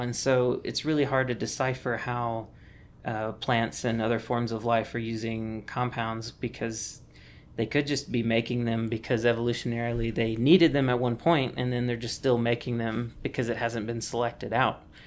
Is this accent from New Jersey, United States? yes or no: no; Mississippi, United States; moved away; I'm originally from Mississippi